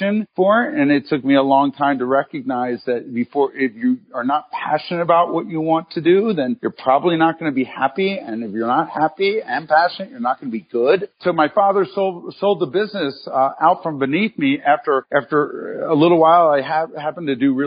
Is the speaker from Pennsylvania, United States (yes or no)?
yes; Philadelphia, Pennsylvania, United States; moved away; also born or lived in Cincinnati / Chicago; I grew up in Philadelphia and moved around a little bit from Philadelphia to Cincinnati